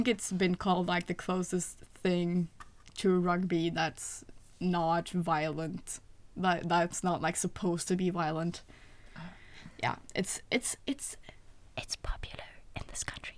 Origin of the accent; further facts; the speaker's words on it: Norway; English is a second language; we're not from England or the U.S. We're from Norway.